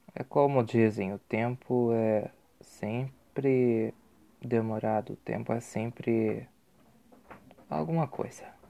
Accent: Curitiba, Paraná, Brazil; sou curitibano, sou brasileiro

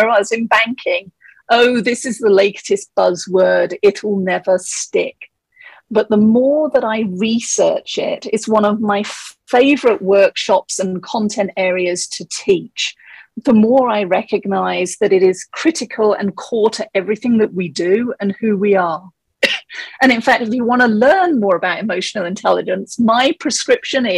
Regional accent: England, United Kingdom; moved away as an adult; now in Colorado, United States; the accent is actually from England. I grew up there and I moved to Colorado 17 years ago

